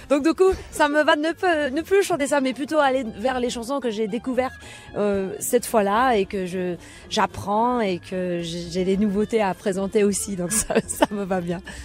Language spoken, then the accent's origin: French; New Jersey, United States; French is a second language; moved away; quand j'étais jeune euh, aux États-Unis. J'étais à New Jersey